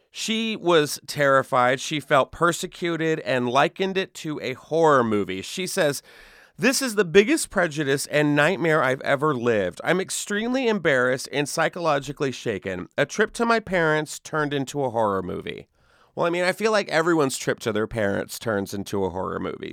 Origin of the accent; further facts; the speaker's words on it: Texas, United States; Texas, my home state